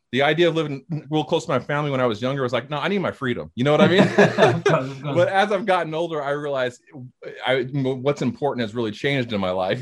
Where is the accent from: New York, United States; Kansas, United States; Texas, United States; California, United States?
California, United States; Hayward; moved away as an adult; now in Alabama, United States; I'm originally yeah. from California was uh, born and raised in the Bay Area, Hayward, California, and um, uh, now I live in the South, live in Alabama